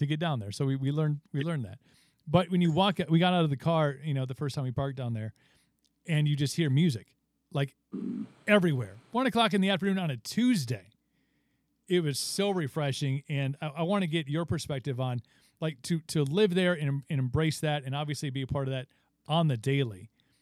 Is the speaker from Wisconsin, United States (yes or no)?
yes; Wisconsin, United States; I'm from Wisconsin